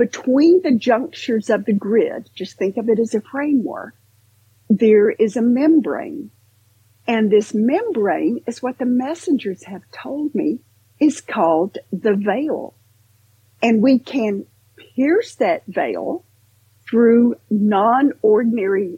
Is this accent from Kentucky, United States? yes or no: yes; Western Kentucky, United States; growing up in Western Kentucky